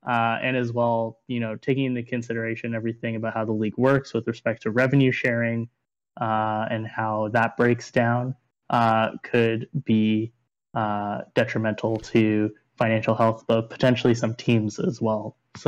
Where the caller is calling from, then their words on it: Los Angeles, California, United States; I am here in not so sunny Los Angeles.